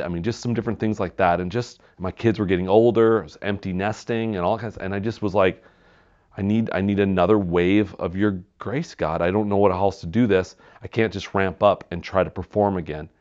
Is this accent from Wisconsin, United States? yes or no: yes; Wisconsin, United States; growing up in Wisconsin